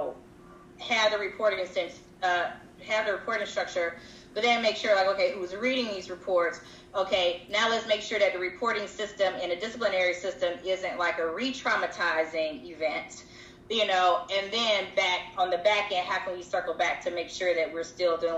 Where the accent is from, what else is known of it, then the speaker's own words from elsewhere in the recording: the South, United States; as a Southerner